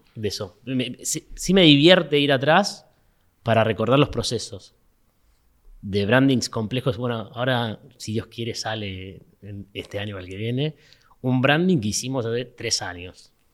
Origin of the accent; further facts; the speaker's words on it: Mar del Plata, Buenos Aires Province, Argentina; moved away; como soy de Mar del Plata, extrañaba el horizonte del mar